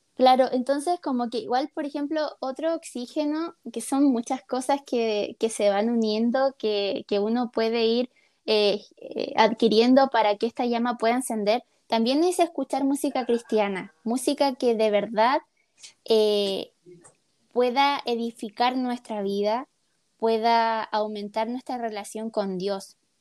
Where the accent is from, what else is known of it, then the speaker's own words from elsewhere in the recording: Chile; la mayoría somos chilenos